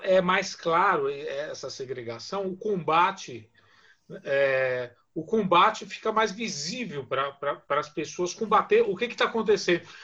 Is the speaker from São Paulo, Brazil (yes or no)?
yes; Vila Maria, São Paulo, Brazil; Eu também sou, eu também venho da periferia, venho da Vila Maria